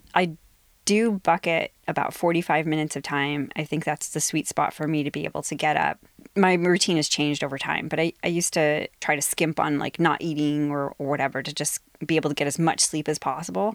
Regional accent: Ohio, United States; moved away as an adult; now in Seattle, United States; in Ohio, my hometown.

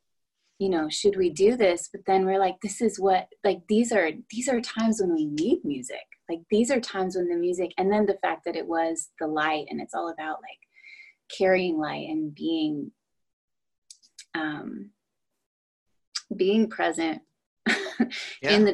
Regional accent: Washington, United States; also born or lived in Arkansas; now in Nashville, United States; I'm originally from Washington State

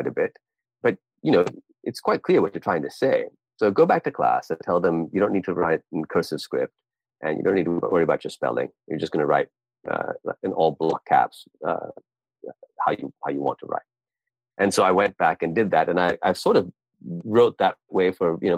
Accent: Pakistan; also born or lived in Bay Area, California, United States; I spent ages 3 to 9 in California, 0 to 3 in Pakistan, and 9 to 18 in Pakistan, but 3 to 9 in California

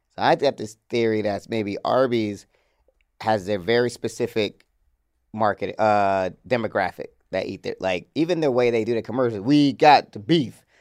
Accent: Georgia, United States; I grew up in Georgia with, where the, where the motherfucking Chick-fil-A was started

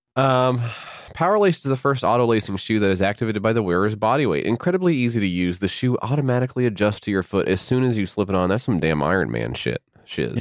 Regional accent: United States

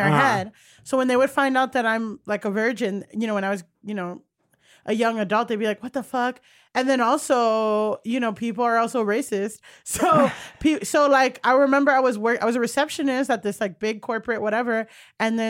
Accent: Miami, Florida, United States; moved away as an adult; also born or lived in Orange County, California / Paterson, New Jersey; now in New York, United States; I grew up in Miami

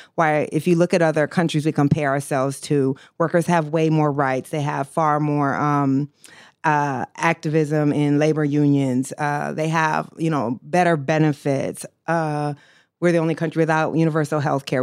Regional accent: Iowa, United States; I grew up in Iowa

